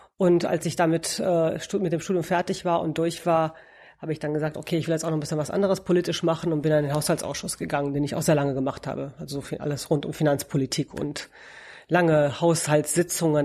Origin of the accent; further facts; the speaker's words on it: Romania; also born or lived in Münster, Germany; now in Berlin, Germany; Ich komme aus Rumänien eigentlich